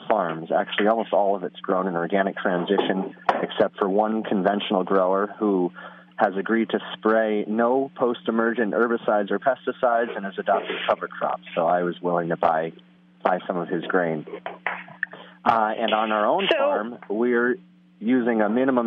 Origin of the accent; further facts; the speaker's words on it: Hillsdale, New York, United States; I grew up in Columbia County, where the farm is located, on a small vegetable farm